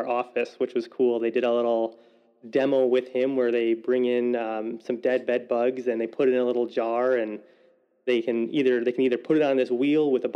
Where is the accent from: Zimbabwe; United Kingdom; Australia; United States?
United States; Waukesha, Wisconsin; I was born and raised in Waukesha, Wisconsin